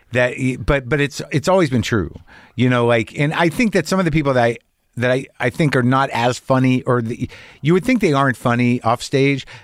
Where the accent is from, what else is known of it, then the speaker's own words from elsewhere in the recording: New Mexico, United States; I grew up in New Mexico.